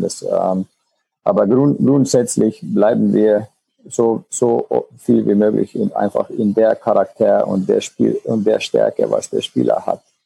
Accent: Finland; German is a second language; moved away as an adult; now in Germany; in Finnland, wo ich noch gespielt habe oder oder ja, von wo ich herkomme

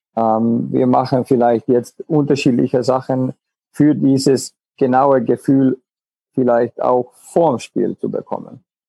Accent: Finland; German is a second language; moved away as an adult; now in Germany; in Finnland, wo ich noch gespielt habe oder oder ja, von wo ich herkomme

